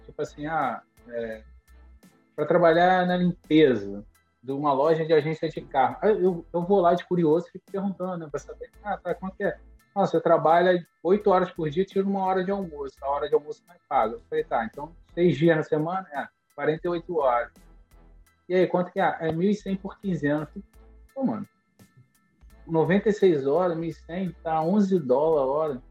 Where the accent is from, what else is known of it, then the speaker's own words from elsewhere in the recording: Duque de Caxias, Rio de Janeiro, Brazil; moved away as an adult; now in Pompano Beach, United States; eu cresci em Duque de Caxias, já estava morando na capital